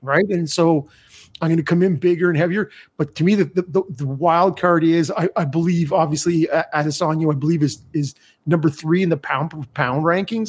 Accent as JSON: {"language": "English", "country": "Canada", "said": "as a Canadian"}